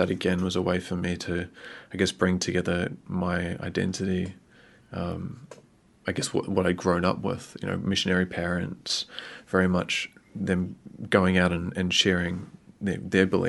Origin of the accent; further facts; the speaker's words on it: Australia; also born or lived in Vanuatu; now in New Zealand; I was born in Australia. My parents were living in Vanuatu at the time, and they flew to Brisbane